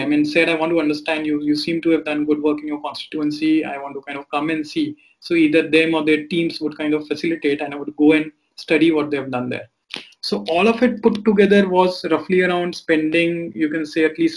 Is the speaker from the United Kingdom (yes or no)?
no; Delhi, India; growing up in Delhi